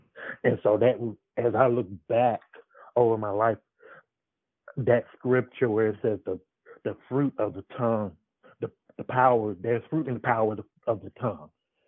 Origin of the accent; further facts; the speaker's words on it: Atlanta, Georgia, United States; I live in Atlanta, Georgia.